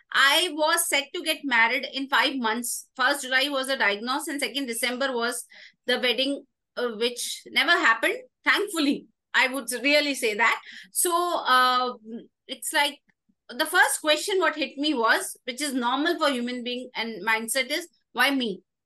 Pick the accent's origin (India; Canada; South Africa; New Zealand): India; Indore, Madhya Pradesh; moved away as an adult; also born or lived in Delhi; now in Bangalore, India; I was born in Delhi at my granny's place, uh, being a native of Delhi, a core Delhiite at heart. Uh, now turned little bit of Bangalorean, but yes, Delhi flows in the DNA. Uh, followed by my schooling in Indore, Madhya Pradesh. Till 12th standard, I was in Indore, Madhya Pradesh.